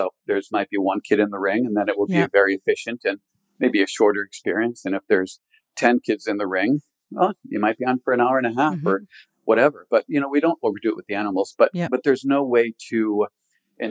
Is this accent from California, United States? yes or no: no; Connecticut, United States; moved away as an adult; I was raised in Connecticut from a large family